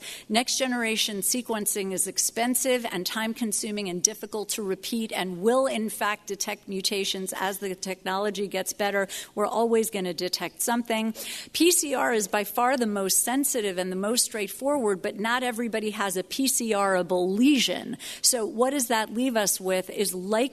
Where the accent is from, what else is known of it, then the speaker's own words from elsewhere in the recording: New York, United States; As a New Yorker